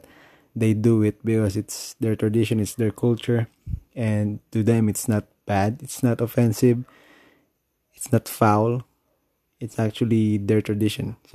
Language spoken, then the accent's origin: English; Philippines; I'm from the Philippines.